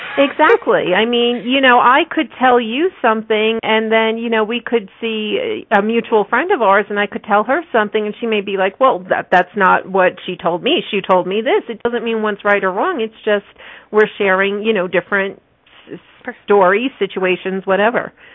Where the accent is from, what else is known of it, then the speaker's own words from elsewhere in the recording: New Jersey, United States; moved away as an adult; now in Colorado, United States; I chose to move from New Jersey to Colorado because I'm from New Jersey originally